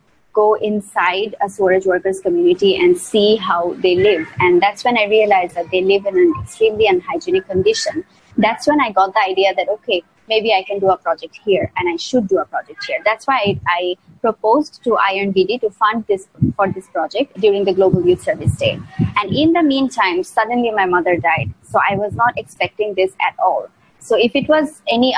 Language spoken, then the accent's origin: English; Mymensingh, Mymensingh Division, Bangladesh; also born or lived in Malaysia; now in Dhaka, Bangladesh; was in Mymensingh. It's my hometown.